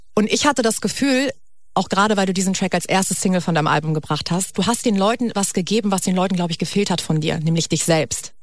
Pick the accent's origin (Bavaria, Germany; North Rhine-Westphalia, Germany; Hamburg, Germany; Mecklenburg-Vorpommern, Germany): Hamburg, Germany; moved away as an adult; now in Berlin, Germany; ich komme eigentlich aus Hamburg und bin jetzt vor drei Jahren, glaube ich, nach Berlin gezogen